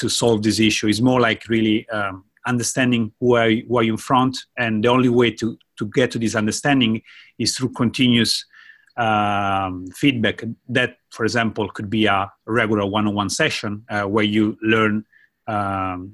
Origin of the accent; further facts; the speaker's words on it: Italy; moved away as an adult; now in Japan; I'm from Italy. I moved to Japan about 11 years ago as a language student.